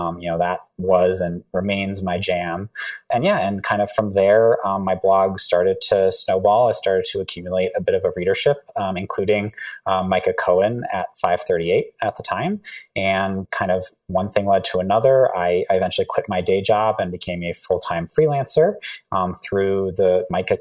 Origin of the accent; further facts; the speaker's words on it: Massachusetts, United States; working for the Commonwealth of Massachusetts, my home state